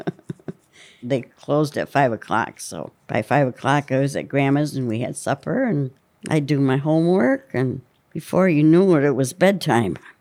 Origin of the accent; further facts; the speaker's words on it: Jamestown, Pennsylvania, United States; also born or lived in Buckeye, Pennsylvania; Jamestown and Buckeye.